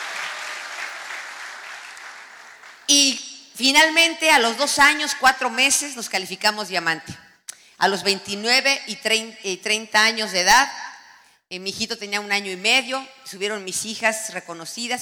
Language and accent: Spanish; Mexico; now in United States; somos devotos de la Virgen de Guadalupe